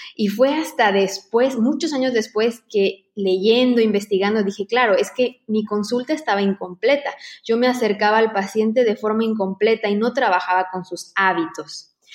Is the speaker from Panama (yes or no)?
no; Mexico; moved away as an adult; now in Barcelona, Spain